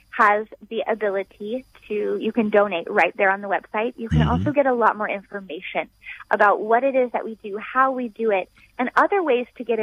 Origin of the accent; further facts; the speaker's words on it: United States; we are from the United States